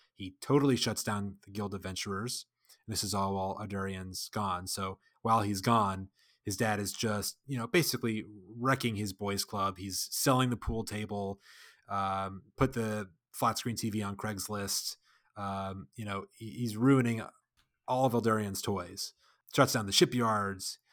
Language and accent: English; United States; I'm an American